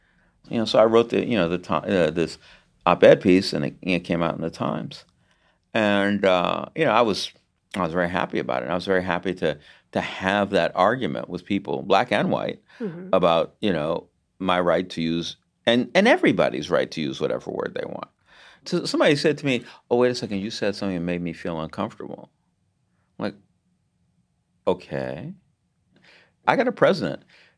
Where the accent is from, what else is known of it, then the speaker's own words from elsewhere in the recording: United States; I'm American, right?